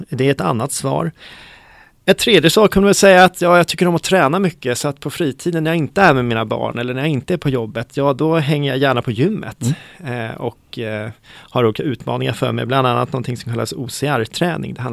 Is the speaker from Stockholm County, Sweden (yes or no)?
yes; Stockholm, Stockholm County, Sweden; also born or lived in Bogotá, Colombia; växte upp här i Stockholm, mm. i Mälarhöjden. Det är ett villaområde som ligger strax söder om Hornstull skulle man kunna säga.